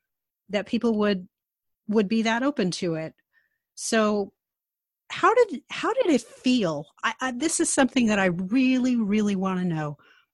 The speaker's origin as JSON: {"language": "English", "region": "New York", "country": "United States", "tie": "born or raised there", "said": "I'm a total Yankee, right? Born and raised in New York, and although I do have lineage in the backity back, I have lineage in the South. I think like a Yankee, okay?"}